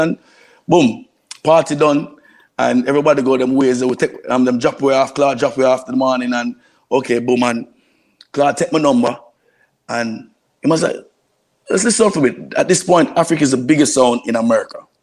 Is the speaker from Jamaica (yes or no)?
yes; Kingston, Jamaica; moved away; also born or lived in New York / Florida; I'm, I'm from East Kingston